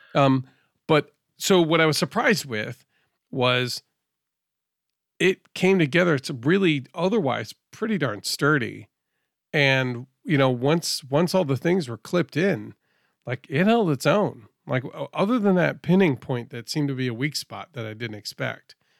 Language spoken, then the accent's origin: English; Northeast, United States; I'm from the Northeast